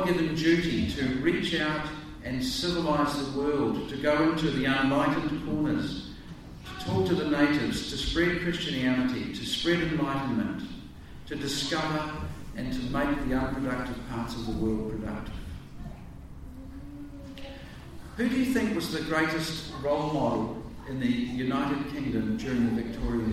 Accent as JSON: {"language": "English", "region": "North Canterbury", "country": "New Zealand", "tie": "born or raised there", "said": "as a boy growing up in North Canterbury"}